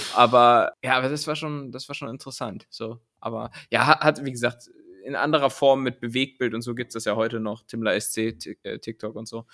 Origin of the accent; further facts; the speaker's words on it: Cologne, North Rhine-Westphalia, Germany; accent: Kölsch; bei mir klingt immer alles dann so Kölsch irgendwie